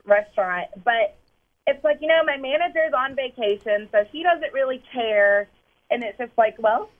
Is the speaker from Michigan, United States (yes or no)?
no; Arkansas, United States; now in Jacksonville, United States; Actually, it's my parents. We're from Arkansas, so you know people there can't spell anyway.